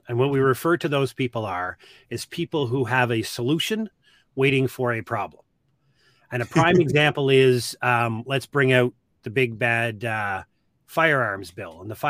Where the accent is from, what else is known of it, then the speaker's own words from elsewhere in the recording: Austin, Texas, United States; How far could we push the population before y'all came for a drive to my hometown